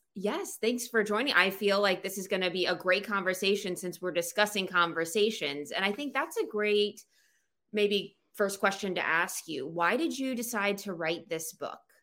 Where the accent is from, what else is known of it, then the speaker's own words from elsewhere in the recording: Florida, United States; moved away as an adult; also born or lived in South Alabama; now in Pennsylvania, United States; I grew up in Florida